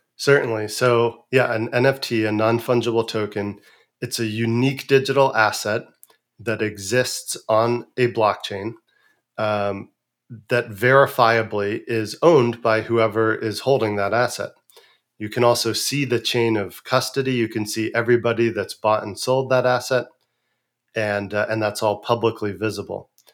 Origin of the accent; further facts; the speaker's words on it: San Francisco Bay Area, California, United States; growing up in San Francisco Bay Area in the nineteen eighties into the nineties